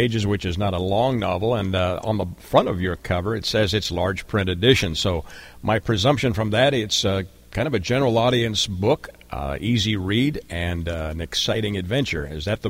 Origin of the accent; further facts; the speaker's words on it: Canada; I grew up in Canada in a rural setting